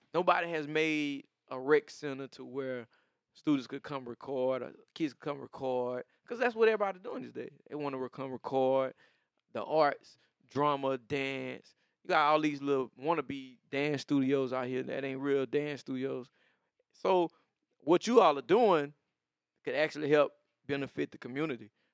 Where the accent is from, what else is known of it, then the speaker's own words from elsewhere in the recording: the South, United States; even being a Southerner